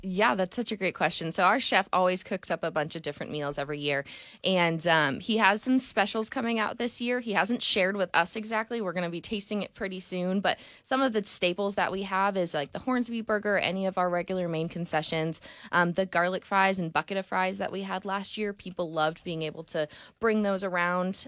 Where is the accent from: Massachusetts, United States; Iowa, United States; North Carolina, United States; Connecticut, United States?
Connecticut, United States; now in Tulsa, United States; I'm from Connecticut